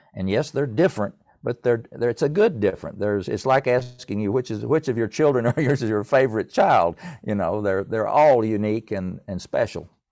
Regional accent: East Tennessee, United States; I grew up in East Tennessee in a musical family

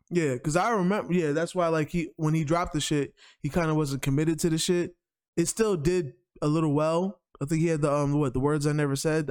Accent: New York, United States; I'm from New York

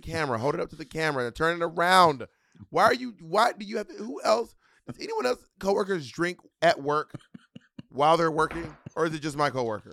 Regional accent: Columbus, Georgia, United States; I was born in Columbus, Georgia at the medical center.

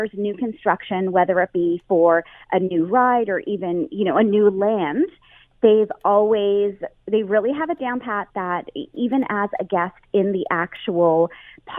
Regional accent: Canada; a Canadian

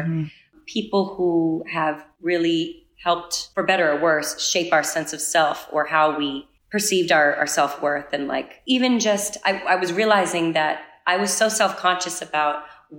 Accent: New England, United States; I am from New England.

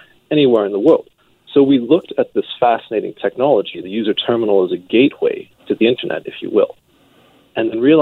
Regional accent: Salt Spring Island, British Columbia, Canada; moved away as an adult; also born or lived in Edmonton; Home for me is back on Salt Spring Island in the Gulf Coast.

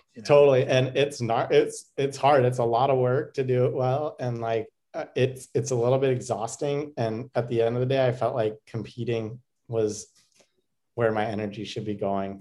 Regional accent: United States

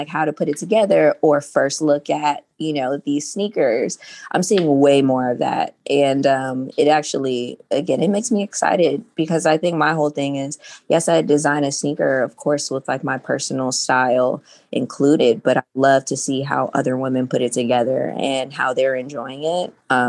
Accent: Los Angeles, California, United States; I grew up in South Central Los Angeles.

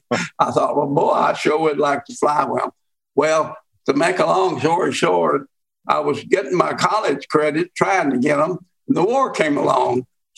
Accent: Oklahoma City, Oklahoma, United States; Well, I'm an Oklahoma native. I'm born here. I spent most of my life in Oklahoma City, in my adult life anyway. I moved here when I was about 9 years old.

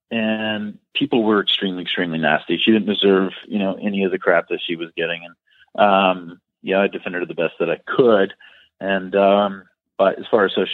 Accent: Tampa, Florida, United States; moved away as an adult; now in Philadelphia, United States; I'm from Tampa, and I had a personal training business there

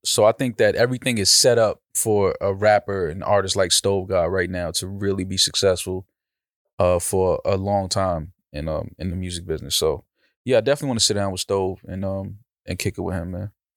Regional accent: New York, United States; I'm from New York

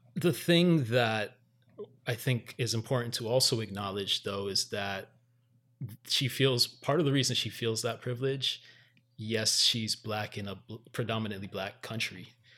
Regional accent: Miami, Florida, United States; also born or lived in Miramar; the son of Jamaican parents growing up in Miami

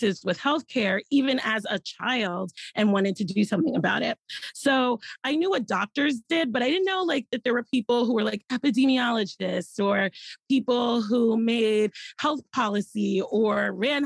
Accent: New York City, New York, United States; I grew up in the Bronx, born and raised

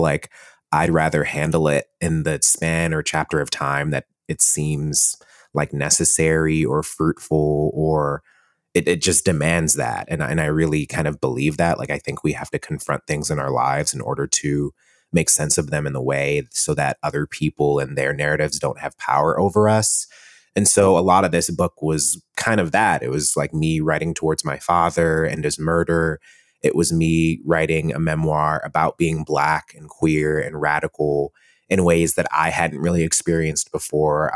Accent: Cleveland, Ohio, United States; moved away as an adult; also born or lived in Columbus, Ohio; now in New York City, United States; I grew up in Cleveland, Ohio. I grew up in a Jamaican family

